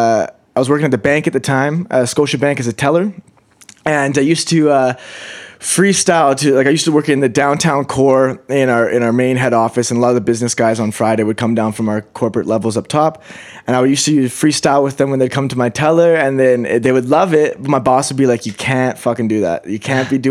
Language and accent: English; Kelowna, British Columbia, Canada; moved away as an adult; also born or lived in Calgary; now in Vancouver, Canada; I actually grew up here in Kelowna